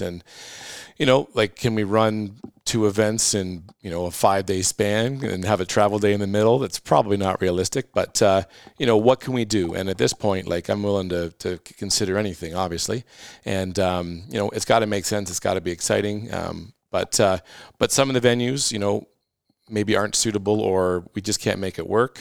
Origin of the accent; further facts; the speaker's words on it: Halifax, Nova Scotia, Canada; moved away; I was born in Halifax